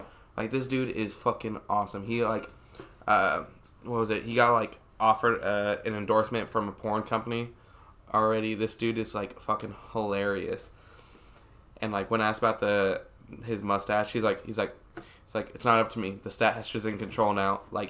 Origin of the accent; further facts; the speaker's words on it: Washington, United States; I'm from Washington State, so I was a big fan of him.